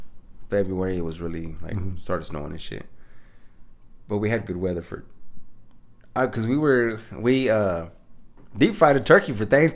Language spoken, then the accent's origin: English; Michigan, United States; But I thought they would be like, nah, this ain't shit. You know, we're from Michigan